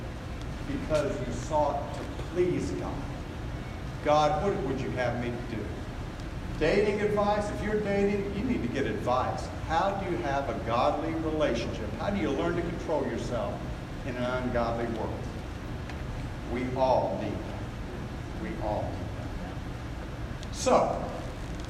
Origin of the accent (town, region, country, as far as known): United States